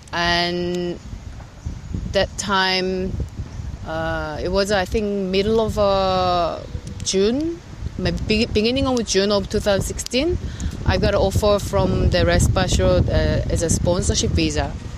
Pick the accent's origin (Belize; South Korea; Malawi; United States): South Korea; moved away as an adult; now in Australia; I'm originally from Korea, South Korea. And I worked there as a chef in Korea like for 8 years before I came to Australia.